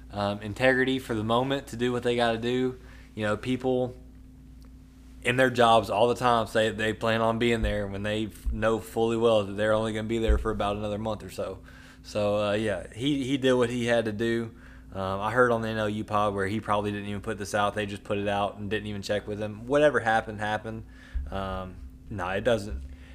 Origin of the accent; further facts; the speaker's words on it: the South, United States; We are from the South. We are from SEC country.